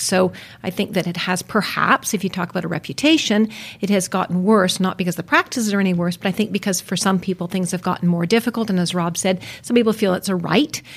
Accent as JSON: {"language": "English", "town": "West Vancouver", "region": "British Columbia", "country": "Canada", "tie": "born or raised there", "said": "I was born in Vancouver. I was actually raised on the North Shore in West Vancouver"}